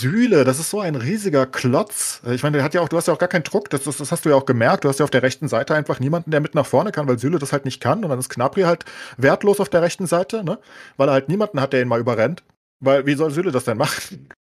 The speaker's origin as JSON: {"language": "German", "country": "Germany", "said": "als Deutsche"}